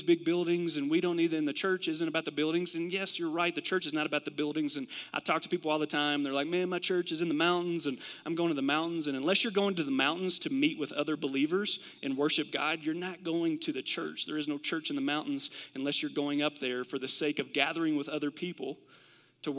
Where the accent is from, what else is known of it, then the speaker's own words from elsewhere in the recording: Kentucky, United States; I'm from Kentucky, and we do this in Kentucky sometimes